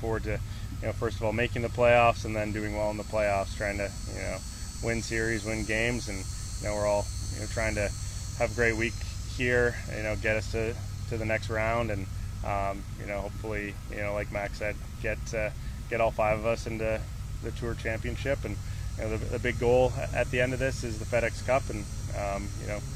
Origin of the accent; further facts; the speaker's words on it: Canada; being a Canadian